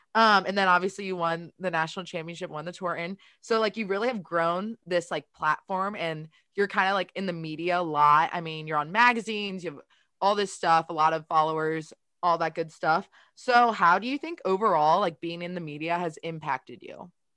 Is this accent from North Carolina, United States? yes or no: no; Baltimore, Maryland, United States; I'm from Baltimore